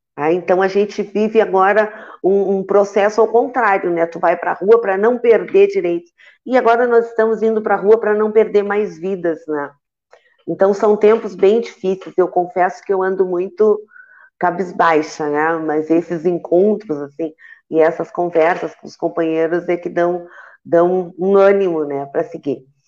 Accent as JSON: {"language": "Portuguese", "town": "Santa Vitória do Palmar", "region": "Rio Grande do Sul", "country": "Brazil", "tie": "born or raised there", "said": "Santa Vitória, que é a minha terra natal"}